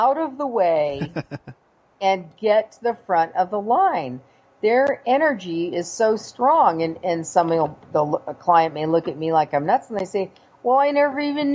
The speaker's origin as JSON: {"language": "English", "region": "California", "country": "United States", "moved": "yes", "said": "I'm from California originally"}